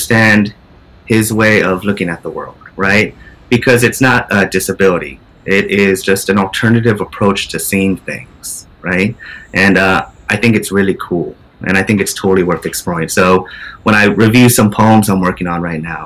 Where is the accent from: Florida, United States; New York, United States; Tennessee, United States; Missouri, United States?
New York, United States; upstate; moved away as an adult; now in New York City, United States; living in my hometown in upstate New York